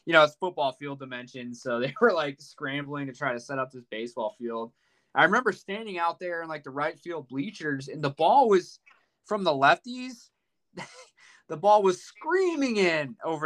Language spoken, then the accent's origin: English; Kansas City, United States; also born or lived in Iowa; I grew up in Kansas City